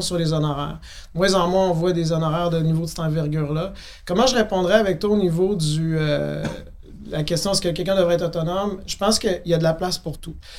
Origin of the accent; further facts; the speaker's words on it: Quebec City, Quebec, Canada; à Québec, je viens de la ville de Québec